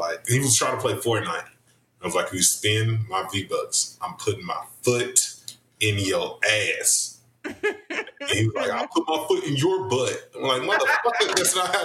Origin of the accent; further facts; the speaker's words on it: the South, United States; I'm very Southern. I grew up in the Baptist church.